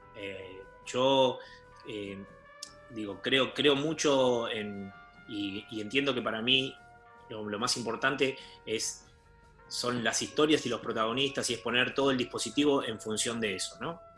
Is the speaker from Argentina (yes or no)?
yes; Argentina; nosotros, como argentinos que somos